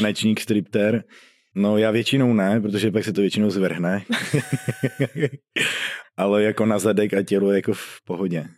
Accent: Sulovice, Czechia; Já jsem ze Sulovic.

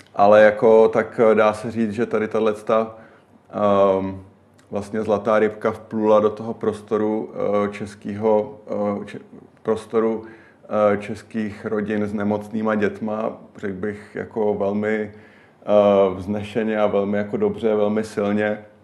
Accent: Prague, Czechia; já jsem Pražák a dlouho bydlíme v Praze oba

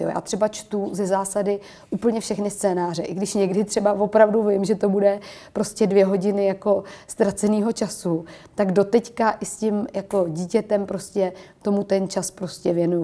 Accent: Prague, Czechia; já jsem do té doby v podstatě jezdila u nás v Čakovicích na kole a měla jsem takový hodně dětský dětství

